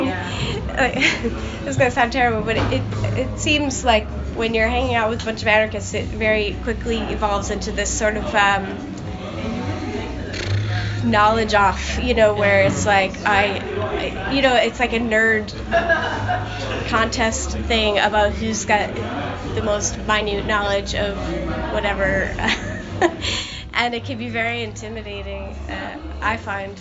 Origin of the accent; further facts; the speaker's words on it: United States; moved away; I'm from America